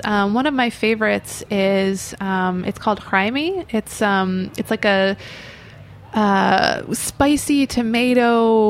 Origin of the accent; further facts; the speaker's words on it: Chicago, Illinois, United States; now in New York, United States; growing up in Chicago where I did.